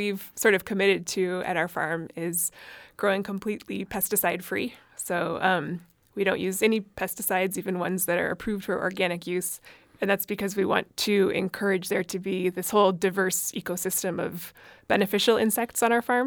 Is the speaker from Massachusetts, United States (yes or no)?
yes; closer to Boston, Massachusetts, United States; also born or lived in Antarctica; I grew up in Massachusetts, out closer to Boston